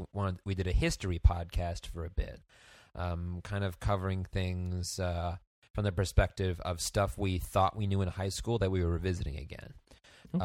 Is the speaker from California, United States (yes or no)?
no; Bergen County, New Jersey, United States; moved away as an adult; now in Boston, United States; I grew up in Bergen County, New Jersey, and I moved to Boston to study theatrical performance at Emerson College. And I graduated in 2009